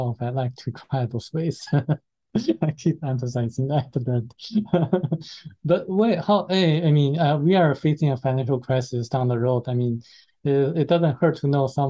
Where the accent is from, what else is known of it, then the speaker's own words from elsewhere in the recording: China; moved away; being a Chinese myself